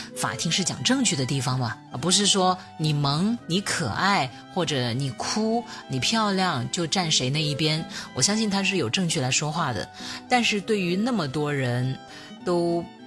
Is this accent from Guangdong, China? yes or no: yes; Shenzhen, Guangdong, China; 我们深圳人大部分都还是很务实、很低调